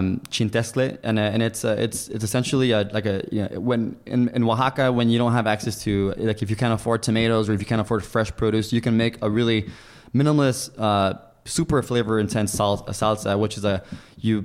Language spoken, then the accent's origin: English; Los Angeles, California, United States; I grew up in East LA.